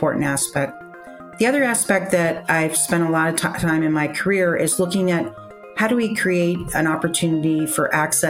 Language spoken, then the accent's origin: English; Virginia, United States; I grew up in Virginia